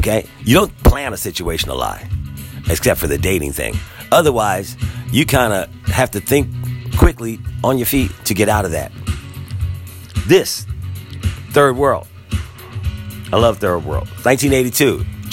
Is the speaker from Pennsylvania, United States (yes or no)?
yes; Philadelphia, Pennsylvania, United States; Growing up in Philadelphia